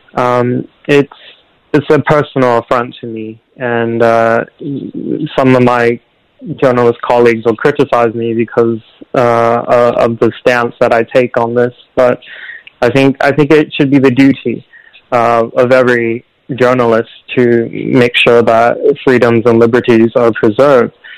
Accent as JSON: {"language": "English", "town": "Portland", "region": "Oregon", "country": "United States", "tie": "born or raised there", "said": "the streets of my hometown, the streets of the of the place that I grew up"}